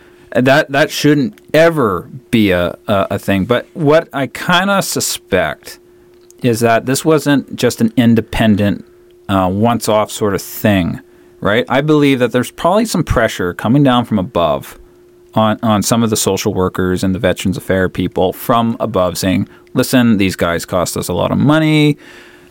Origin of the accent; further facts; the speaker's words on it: Vancouver Island, British Columbia, Canada; moved away; I grew up on Vancouver Island